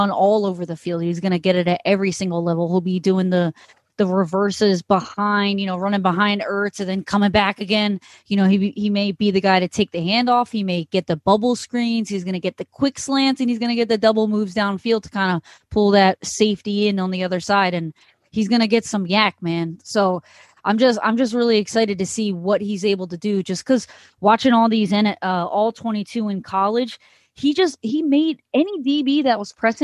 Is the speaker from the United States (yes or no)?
yes; Philadelphia, Pennsylvania, United States; growing up in Philadelphia